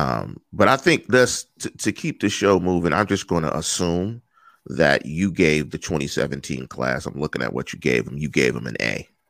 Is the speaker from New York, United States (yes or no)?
no; Pittsburgh, Pennsylvania, United States; I'm from the East Coast, I'm from Pittsburgh